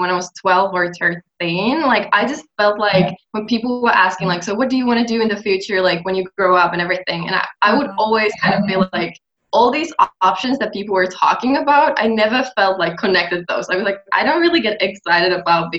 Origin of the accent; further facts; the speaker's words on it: Finland; English is a second language; I'm from Finland